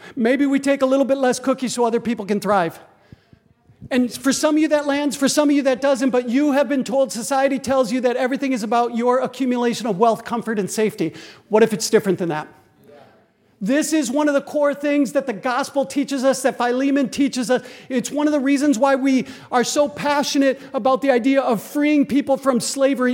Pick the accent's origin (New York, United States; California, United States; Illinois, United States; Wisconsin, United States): Wisconsin, United States; Green Bay; I grew up in Green Bay, Wisconsin, so I can hear Lambeau Field from my backyard